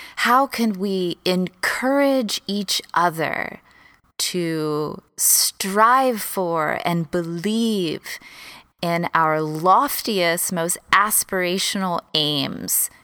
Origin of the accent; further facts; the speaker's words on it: Texas, United States; moved away as an adult; also born or lived in Los Angeles, United States; I moved from Texas, where I grew up, to L